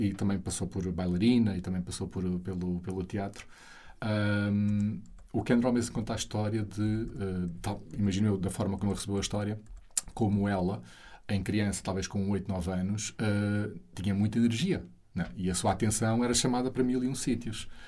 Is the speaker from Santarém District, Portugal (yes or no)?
yes; Alpiarça, Santarém District, Portugal; sair de casa dos meus pais, onde eu cresci, ali em Alpiarça, perto de Santarém